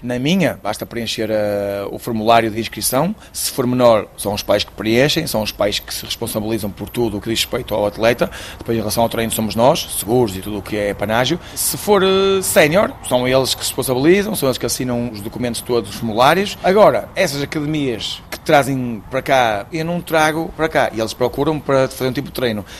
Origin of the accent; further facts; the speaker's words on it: Esposende, Norte, Portugal; also born or lived in Luanda, Angola; em Esposende, que é a minha terra